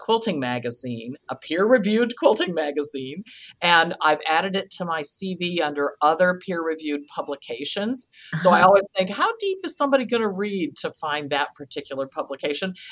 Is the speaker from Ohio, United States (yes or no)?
yes; Kent, Ohio, United States; I grew up in Kent, Ohio